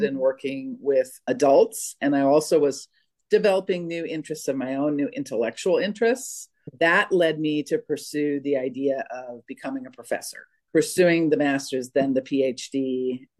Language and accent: English; Jamestown, North Dakota, United States; moved away; also born or lived in Minnesota; I was born in Minnesota and most of my family is originally from Minnesota, but my parents moved to North Dakota when I was a baby. So I grew up in Jamestown, North Dakota